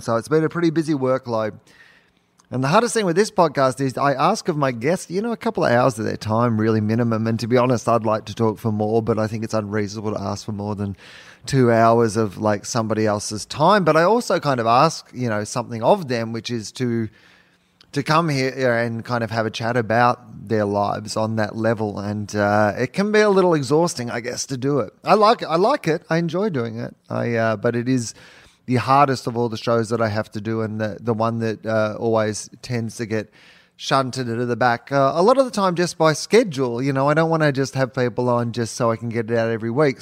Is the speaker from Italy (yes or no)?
no; Denison, Victoria, Australia; I'm from Denison